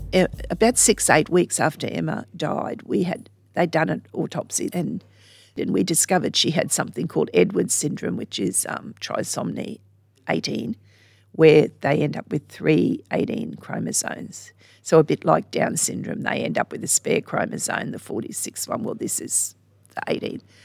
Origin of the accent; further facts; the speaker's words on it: Sydney, New South Wales, Australia; now in Charters Towers, Australia; I grew up in Sydney